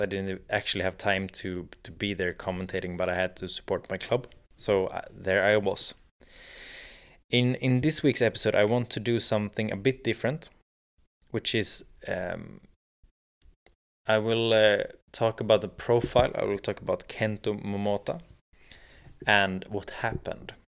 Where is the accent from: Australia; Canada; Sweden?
Sweden; in Sweden, in my home country